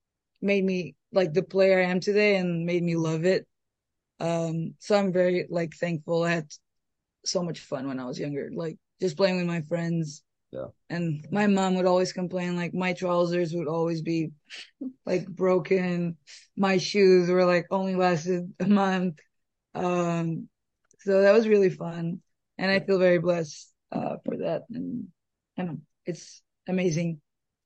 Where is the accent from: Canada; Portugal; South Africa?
Portugal; moved away as an adult; now in Savannah, United States; growing up in Portugal.